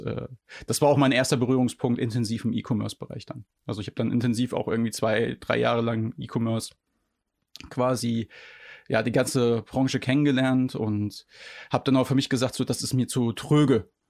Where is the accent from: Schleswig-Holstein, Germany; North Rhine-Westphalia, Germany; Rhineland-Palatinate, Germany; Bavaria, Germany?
Rhineland-Palatinate, Germany; moved away; ich komme ja ursprünglich aus Rheinland-Pfalz